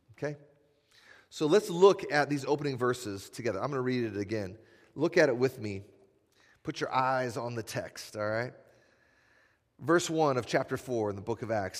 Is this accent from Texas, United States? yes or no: no; Iowa, United States; now in Madison, United States; I'm from Iowa, just like Nate